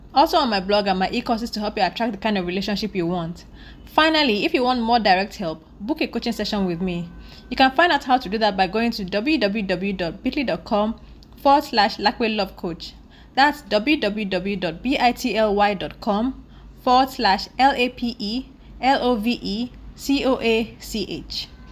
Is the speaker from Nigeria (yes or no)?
yes; Nigeria; I'm a Nigerian woman living in Nigeria